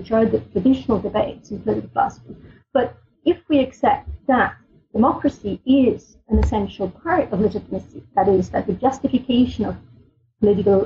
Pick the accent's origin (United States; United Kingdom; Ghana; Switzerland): Switzerland; I grew up in Switzerland, which is a country, for better or worse, is very proud of its democratic tradition